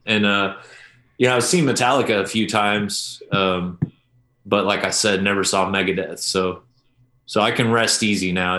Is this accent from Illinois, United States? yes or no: no; Oklahoma, United States; I grew up in Oklahoma, listening to country at parties